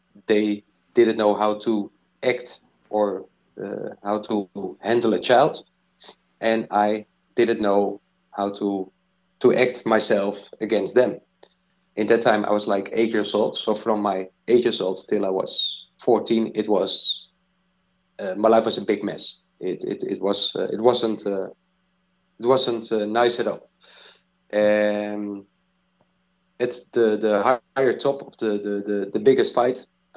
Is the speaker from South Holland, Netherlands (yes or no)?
no; Diemen, North Holland, Netherlands; I grew up in Diemen. Small place nearby Amsterdam